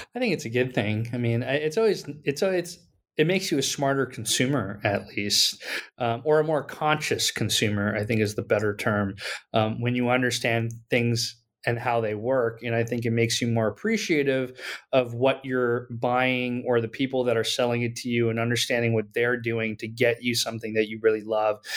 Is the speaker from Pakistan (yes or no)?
yes; Pakistan; moved away as an adult; now in United States; I grew up in Pakistan and I came to the U S for college